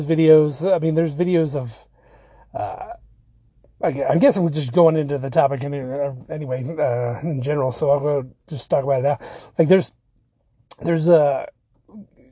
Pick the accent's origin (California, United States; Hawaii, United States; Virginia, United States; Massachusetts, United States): Virginia, United States; Virginia Beach; I'm from Virginia Beach